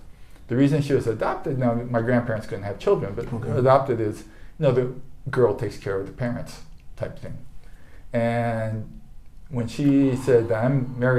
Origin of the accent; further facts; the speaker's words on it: Japan; born there; I was born in Japan, but I came. My father's American, mom's Japanese.